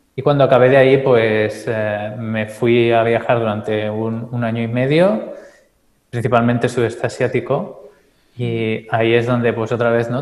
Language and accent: Spanish; Calella, Catalonia, Spain; soy de. Eh, Calella, un pueblo un poco más al norte de Barcelona, cerca de la playa